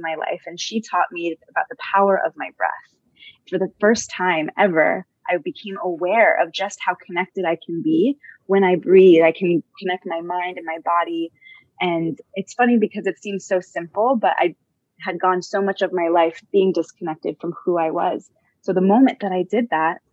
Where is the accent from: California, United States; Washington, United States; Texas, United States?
California, United States; Southern; also born or lived in Los Angeles / Israel / India; born and raised in Southern California